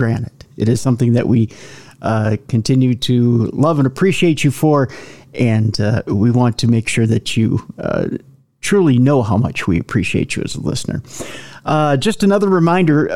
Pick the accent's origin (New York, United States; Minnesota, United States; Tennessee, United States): Minnesota, United States; accent: Minnesota; my Minnesota accent